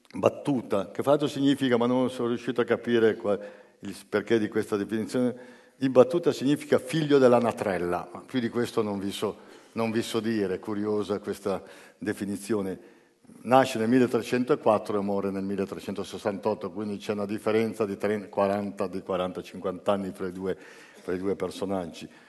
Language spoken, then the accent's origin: Italian; Genoa, Liguria, Italy; vengo da Genova e, e da 50 anni vivo a Genova